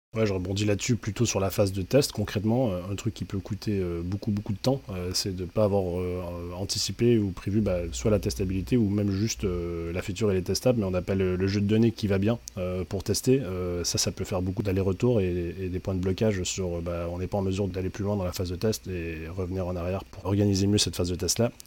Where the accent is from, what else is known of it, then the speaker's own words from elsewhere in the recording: Quebec, Canada; now in France; depuis que je suis arrivé en France, parce qu'il faut savoir que je suis québécois à l'origine.